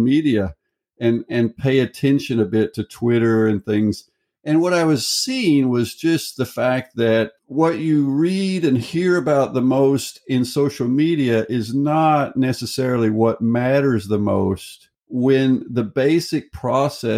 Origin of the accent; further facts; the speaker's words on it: United States; moved away as an adult; now in Norway; I'm an American citizen. I'm from the United States